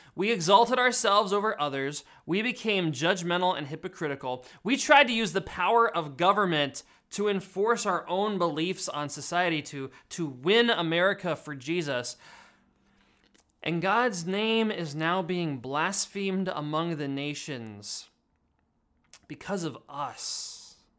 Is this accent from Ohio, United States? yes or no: no; Pennsylvania, United States; moved away; my home state of Pennsylvania